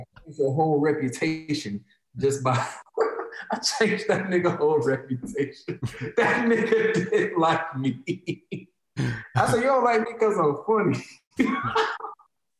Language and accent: English; Chicago, Illinois, United States; I'm from Chicago.